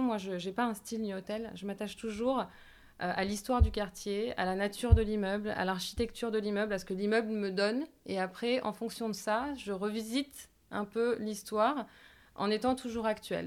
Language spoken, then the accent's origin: French; Marseille, Provence-Alpes-Côte d'Azur, France; moved away as an adult; now in Paris, France; on est nés à Marseille toutes les deux.